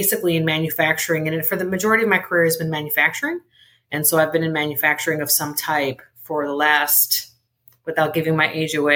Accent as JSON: {"language": "English", "town": "Chicago", "region": "Illinois", "country": "United States", "tie": "born or raised there", "first_language": "Spanish", "second_language": "English", "said": "was born on the south side of Chicago"}